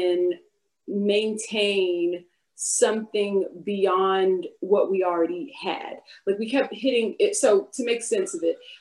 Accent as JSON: {"language": "English", "town": "Houston", "region": "Texas", "country": "United States", "also_born_or_lived": "Washington, D.C. area", "moved": "yes", "lives_now": "East Coast, United States", "said": "I'm actually from the South. I'm from Houston, Texas. And so while I live, you know, on the East Coast"}